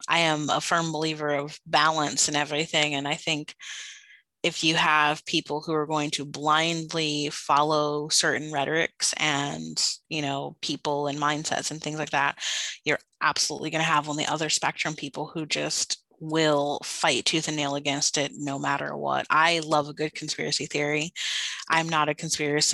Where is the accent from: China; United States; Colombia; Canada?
United States; Washington, District of Columbia; I'm from Washington, I have to say I'm from D.C.